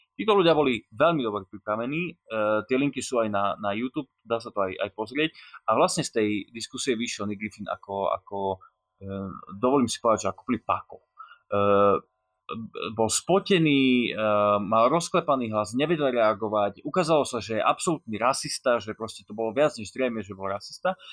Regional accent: Slovakia; som Slovák

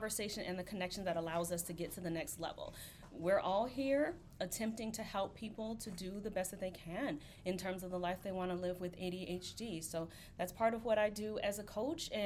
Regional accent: Alabama, United States; I'm from Alabama

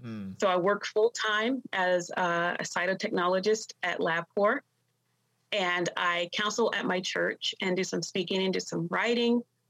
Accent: Washington, District of Columbia, United States; born there; also born or lived in Long Island, New York; I grew up, I was born in Washington, D.C. My parents, they had two girls at the time, and I came along. They were living in D.C. And then a few years after that, they moved to New York, to Long Island, New York

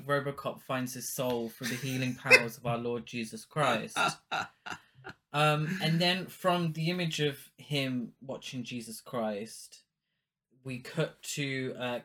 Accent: United Kingdom; I'm British too

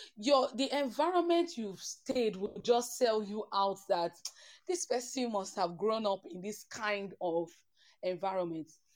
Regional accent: Port Harcourt, Rivers State, Nigeria; I grew up in Port Harcourt, Nigeria

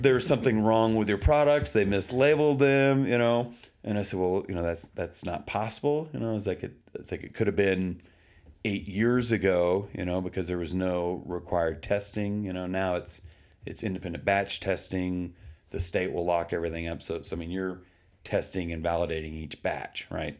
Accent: Texas, United States; now in Colorado, United States; I grew up in Texas

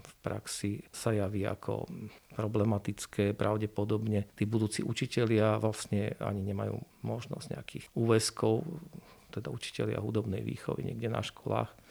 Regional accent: eastern Slovakia, Slovakia; my sme z východného Slovenska

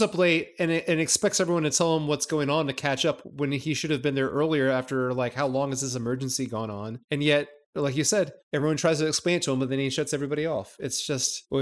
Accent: United States; being the American that I am

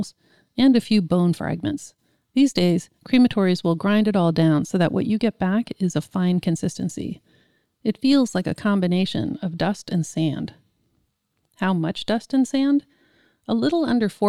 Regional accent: California, United States; I'm such a Californian

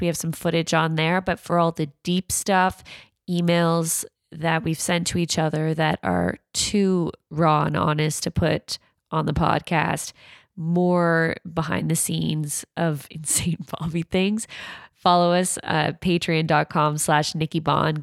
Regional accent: Canada; I say pasta 'cause I'm Canadian

